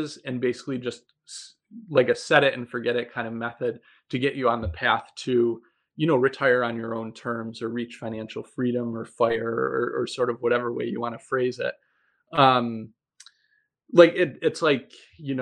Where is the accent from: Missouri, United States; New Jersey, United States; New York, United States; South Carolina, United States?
New York, United States; Buffalo; moved away as an adult; I'm originally from Buffalo. And I just moved back here after graduating from training about 2 years ago.